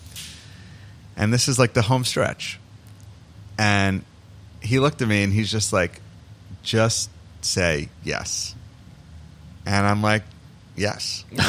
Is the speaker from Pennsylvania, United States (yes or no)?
no; New York, United States; moved away as an adult; also born or lived in Toronto; I'm from New York